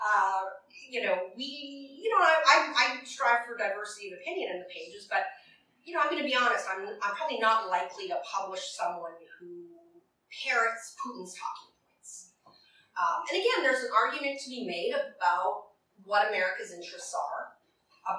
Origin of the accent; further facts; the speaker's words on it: Alberta, Canada; now in New York, United States; I'm from Alberta